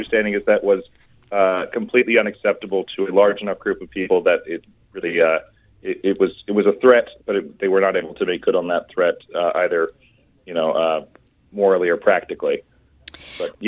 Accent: Arkansas, United States; moved away as an adult; also born or lived in Minnesota / Chicago / Mill Valley, California; I'm originally from Arkansas.

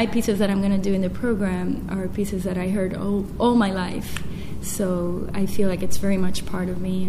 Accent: Puerto Rico; No, I'm actually from Puerto Rico

